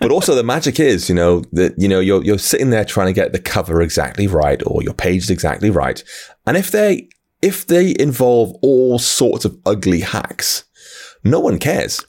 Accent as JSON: {"language": "English", "country": "United Kingdom", "said": "I, I'm from the U K"}